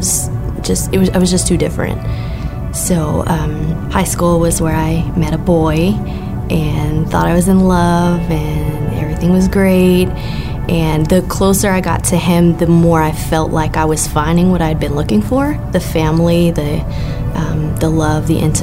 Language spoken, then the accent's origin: English; Lubbock, Texas, United States; I was born and raised here in Lubbock. I've lived here all my life